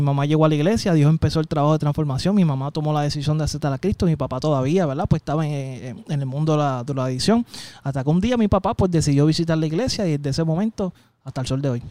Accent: San Juan, Puerto Rico; Nacido y criado en Llorén Torre

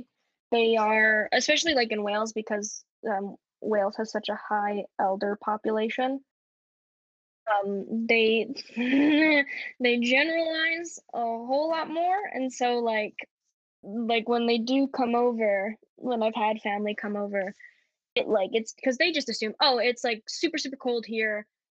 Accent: Canada; accent: Canadian; now in United Kingdom; I'll put it on like my Canadian accent more if I'm at the shops, and like I hope to get someone's attention or they'll ask me where I'm from. And then like when they do, I go, oh, I'm from Canada.

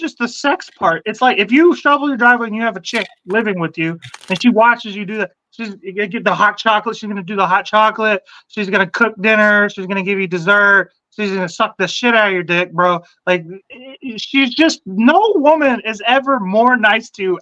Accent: Texas, United States; now in Cleveland, United States; I grew up in Texas

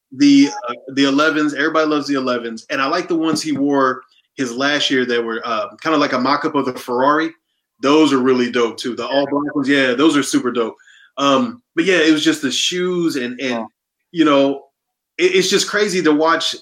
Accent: Omaha, Nebraska, United States; moved away as an adult; also born or lived in South Jersey; now in Florida, United States; I'm originally from Omaha, Nebraska

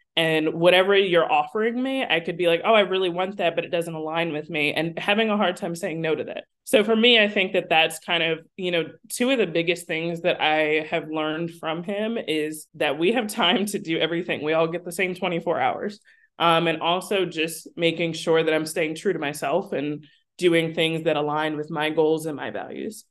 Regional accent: New Jersey, United States; I was born and raised in South Jersey, so ten minutes away is Philadelphia

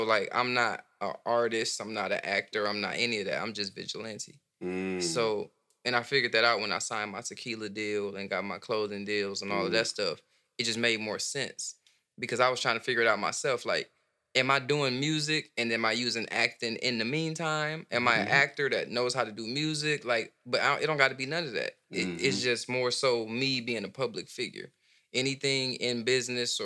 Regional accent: Benton Harbor, Michigan, United States; also born or lived in Flint, Michigan; I was born in Flint and raised in Benton Harbor

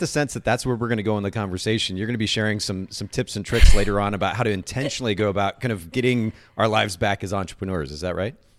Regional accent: Japan; moved away; I grew up in Japan

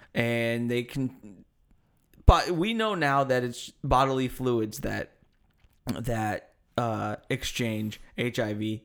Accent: United States; I'm American. I speak American

